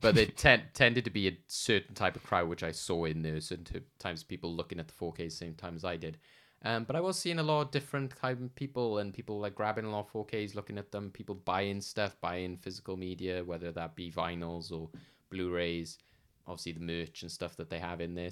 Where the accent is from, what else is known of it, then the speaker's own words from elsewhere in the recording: United Kingdom; somebody British